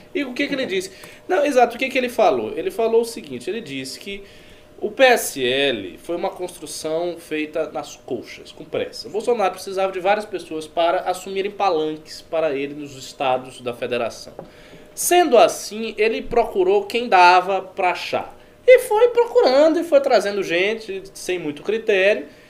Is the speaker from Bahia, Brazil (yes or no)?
yes; Bahia, Brazil; moved away; Lá na Bahia, de onde eu venho